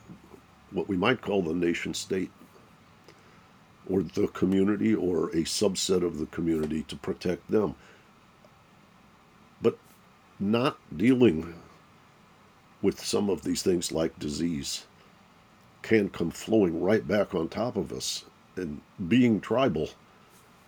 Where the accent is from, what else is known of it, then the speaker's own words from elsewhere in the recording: Detroit, Michigan, United States; I grew up in Detroit, Michigan.